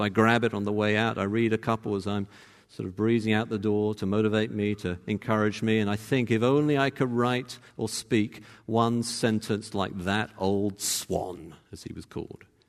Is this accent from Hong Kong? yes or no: no; Cambridge, East of England, United Kingdom; moved away; I'm from Cambridge